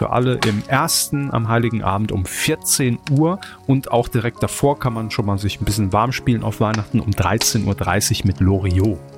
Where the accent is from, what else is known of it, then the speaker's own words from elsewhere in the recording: Saarland, Germany; moved away; Natürlich ist es unsere Pflicht als Saarländer im Exil, euch darauf aufmerksam zu machen